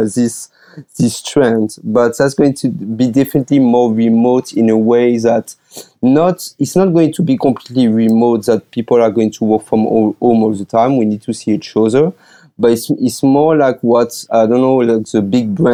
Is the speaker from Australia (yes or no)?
no; France; accent: French; English is a second language; moved away as an adult; also born or lived in United States; now in Taiwan; I'm calling from Taiwan, but as you probably can hear my accent, I'm originally from France.